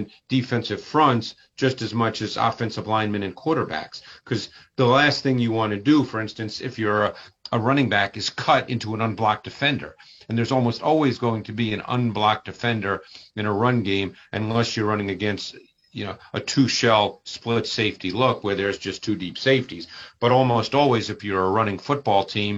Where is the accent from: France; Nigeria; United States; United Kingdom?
United States; Northeast; moved away; I grew up in the Northeast